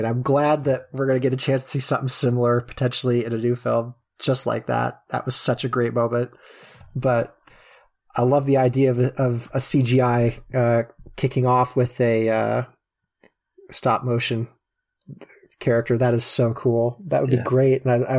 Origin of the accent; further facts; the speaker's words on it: Kansas, United States; I'm from Kansas. Thank you.